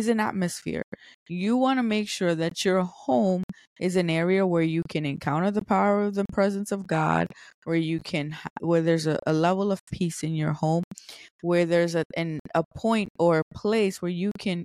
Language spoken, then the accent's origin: English; New York City, New York, United States; I'm from New York City